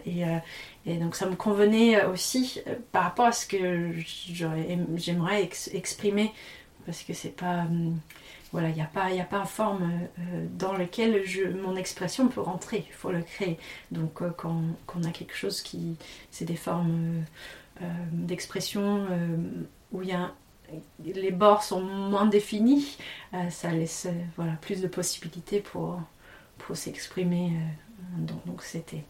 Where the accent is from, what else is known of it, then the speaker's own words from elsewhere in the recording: Tasmania, Australia; also born or lived in Paris region, France / Central Brittany, France; now in France; J'ai grandi en Tasmanie